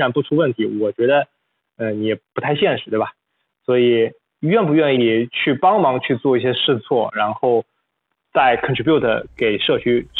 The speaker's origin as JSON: {"language": "Chinese", "country": "China", "said": "第二，也是让我们中国人能够在里面能够呃这个掌握更高的话语权。"}